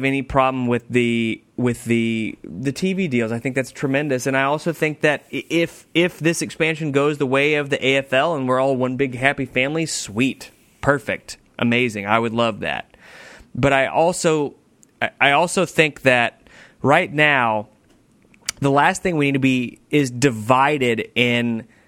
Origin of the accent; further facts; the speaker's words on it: United States; As an American